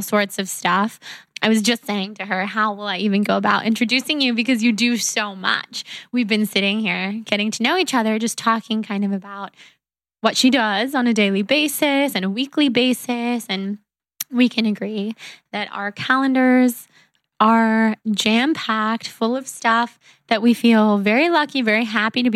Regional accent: Northern California, United States; moved away as an adult; also born or lived in New York; now in Southern California, United States; we're both from NorCal

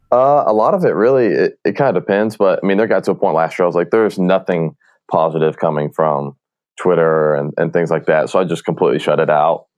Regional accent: Marietta, Georgia, United States; I grew up in Marietta, Georgia

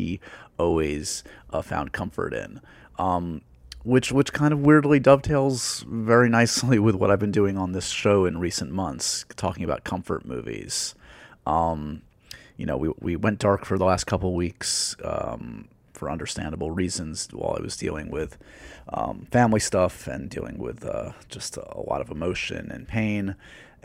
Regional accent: New York, United States; growing up in New York

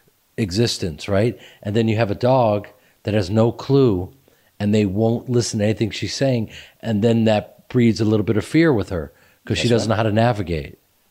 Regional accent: Chicago, Illinois, United States; I'm from Chicago

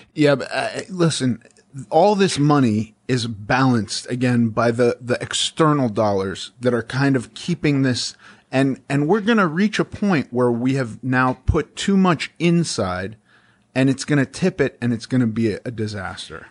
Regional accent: Los Angeles, California, United States; I grew up in Los Angeles around a lot of, uh, left people

